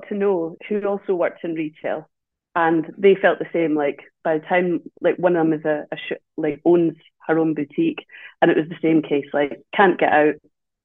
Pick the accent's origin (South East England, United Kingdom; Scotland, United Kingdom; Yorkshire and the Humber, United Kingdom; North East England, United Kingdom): Scotland, United Kingdom; Dundee; now in Edinburgh, United Kingdom; I'm not originally from Edinburgh. I'm from Dundee, and I'd been in Edinburgh a long time